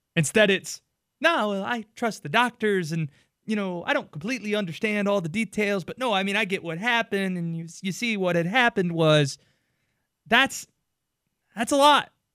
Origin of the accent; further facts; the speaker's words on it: Youngsville, North Carolina, United States; where I was from, and they wouldn't know Youngsville, North Carolina, outside of the city of Wake Forest.